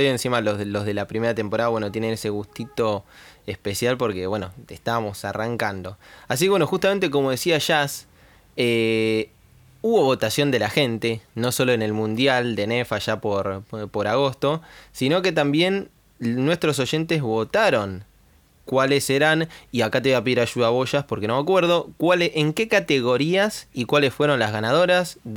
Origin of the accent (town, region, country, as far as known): Argentina